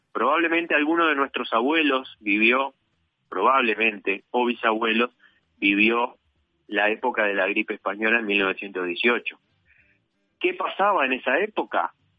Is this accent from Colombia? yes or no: no; Uruguay; en mi país